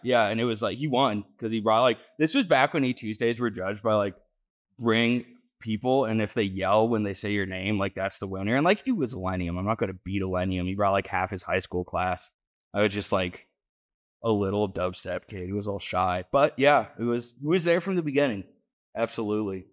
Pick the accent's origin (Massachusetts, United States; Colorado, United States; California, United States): Colorado, United States; Denver; also born or lived in New England; I grew up in Denver